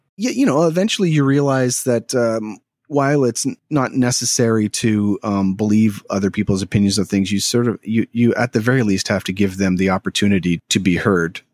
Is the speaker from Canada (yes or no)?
yes; Toronto, Ontario, Canada; also born or lived in Chatham, Ontario; now in Philadelphia, United States; I'm from the Toronto area. um, originally, but I was born in Chatham, Ontario, which is, I, I would say it's close to Windsor, or which is basically across from Detroit, most of my life in Toronto growing up